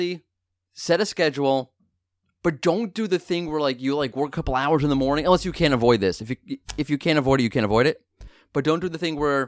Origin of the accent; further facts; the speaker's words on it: New York, United States; I'm a New Yorker